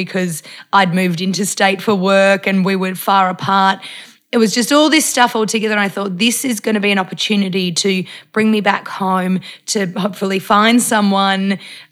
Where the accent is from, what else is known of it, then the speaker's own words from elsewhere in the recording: Melbourne, Victoria, Australia; moved away as an adult; also born or lived in Tasmania; I'm from Melbourne originally, mm-hmm. but I'd been living in Tassie for nearly 5 years